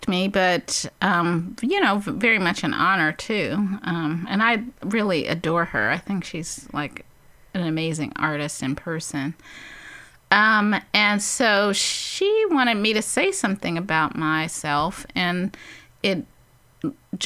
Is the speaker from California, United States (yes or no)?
yes; Compton, California, United States; I grew up in Compton